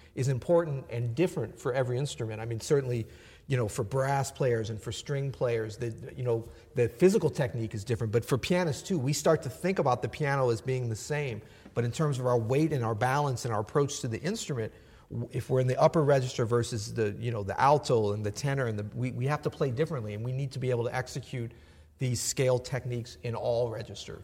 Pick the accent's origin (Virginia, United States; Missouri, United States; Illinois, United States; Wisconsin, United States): Missouri, United States; St. Louis; accent: southern; also born or lived in Florida; I was from Florida, and I moved to St. Louis, and some kids made fun of me, so I started talking more proper.